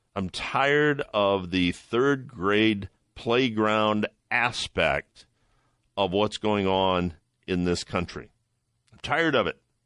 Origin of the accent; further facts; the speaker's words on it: Toledo, Ohio, United States; my hometown is Toledo, Ohio